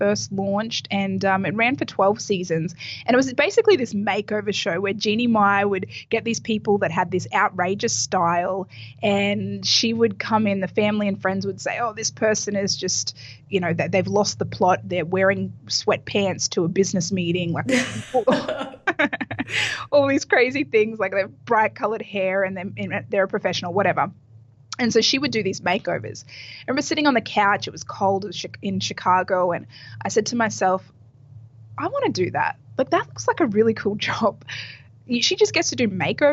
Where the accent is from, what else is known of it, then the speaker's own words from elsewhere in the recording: Australia; moved away as an adult; now in Miami Beach, United States; I actually grew up in Australia